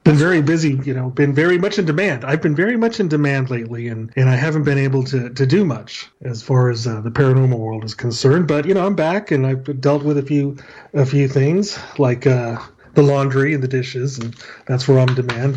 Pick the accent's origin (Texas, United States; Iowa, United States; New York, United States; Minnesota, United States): Texas, United States; El Paso; I'm from El Paso, Texas